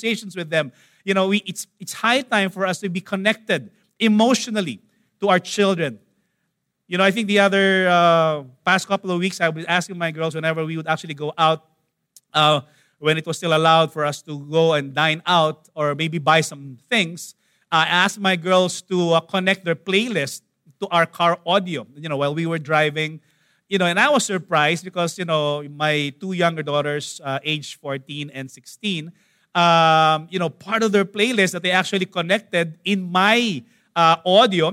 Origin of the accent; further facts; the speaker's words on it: Manila, Metro Manila, Philippines; I grew up in Tondo